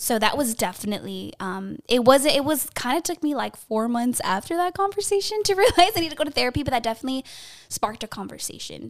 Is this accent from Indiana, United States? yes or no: no; Los Angeles, California, United States; Born and raised in the San Fernando Valley, that eight one eight